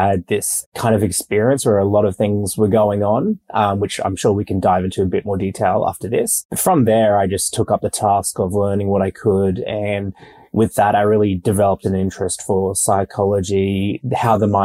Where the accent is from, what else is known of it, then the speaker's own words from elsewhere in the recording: Brisbane, Queensland, Australia; moved away as an adult; also born or lived in Tonga / Sydney; now in Melbourne, Australia; I live in Melbourne now, but I grew up in Brisbane.